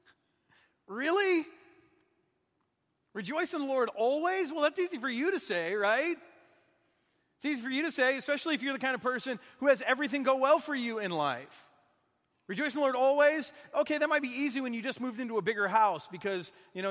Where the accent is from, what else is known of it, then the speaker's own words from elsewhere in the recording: Michigan, United States; moved away; also born or lived in Minnesota; I'm from Michigan. They don't make us grateful up there. It's too cold. It's too dark.